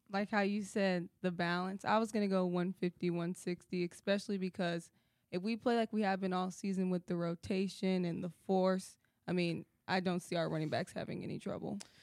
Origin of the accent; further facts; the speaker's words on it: Houston, Texas, United States; I'm from Houston